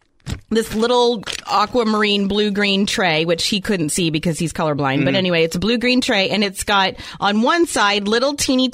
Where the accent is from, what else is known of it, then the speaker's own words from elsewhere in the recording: Philadelphia, Pennsylvania, United States; now in Iowa, United States; I'm from the Philadelphia area.